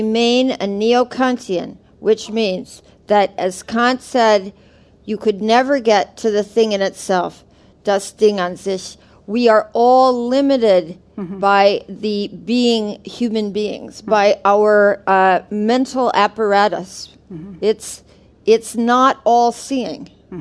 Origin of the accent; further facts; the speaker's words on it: Minnesota, United States; moved away; I grew up in Minnesota